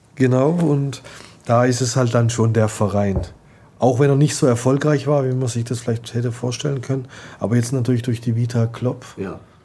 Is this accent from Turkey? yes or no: yes; Istanbul, Turkey; moved away; mein Heimatland Istanbul